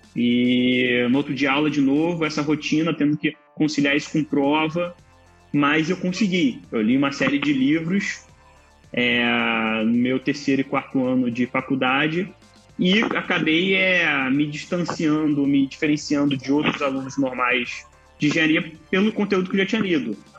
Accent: Nova Iguaçu, Rio de Janeiro, Brazil; sou nascido em Nova Iguaçu, que é a Baixada Fluminense aqui do Rio, do estado do Rio

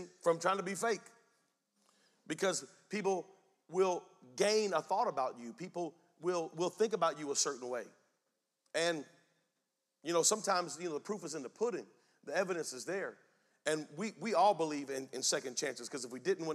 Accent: Spring Lake, North Carolina, United States; I'm from Spring Lake, North Carolina

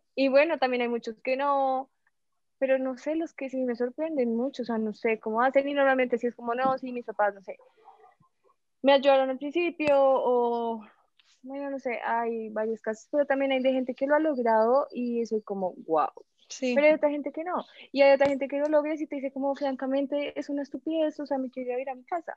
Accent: Colombia

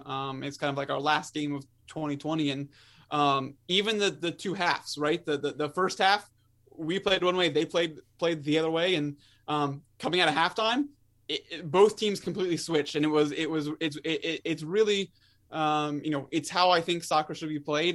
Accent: Maryland, United States; I'm born and raised in Maryland

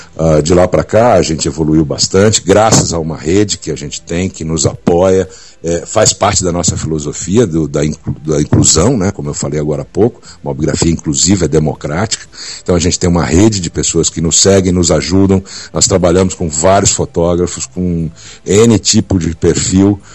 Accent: Brasília, Federal District, Brazil; also born or lived in São Paulo; Eu na verdade eu nasci em São Paulo, mas meus pais uh, mudaram para Brasília em 65 Uh, eu tinha três anos de idade

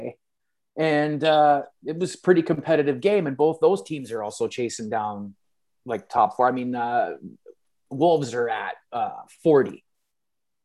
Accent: Canada; being Canadian

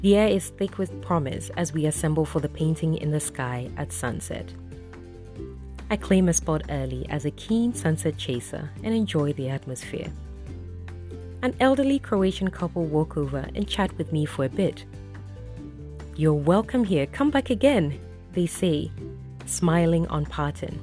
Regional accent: Ghana; as a Ghanaian

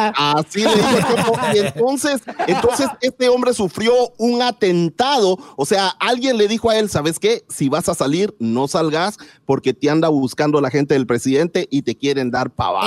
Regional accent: Guatemala; moved away

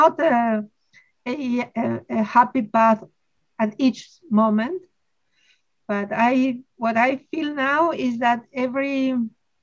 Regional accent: Argentina; I am a mathematician from Argentina. I've always lived in Argentina.

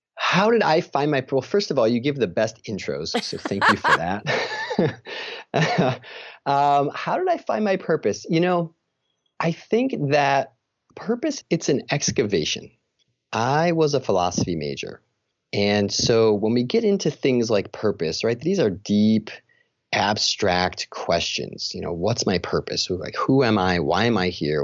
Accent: Chicago, Illinois, United States; moved away as an adult; now in Rochester, New York, United States; I'm from Chicago

